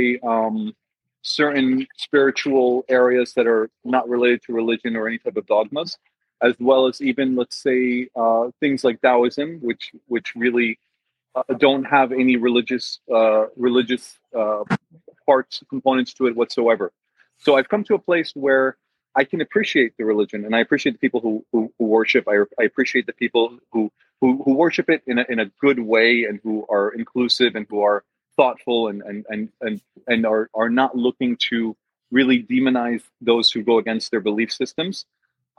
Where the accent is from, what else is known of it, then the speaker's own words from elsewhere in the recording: Northeastern United States, United States; I was born and raised in the States in the Northeast.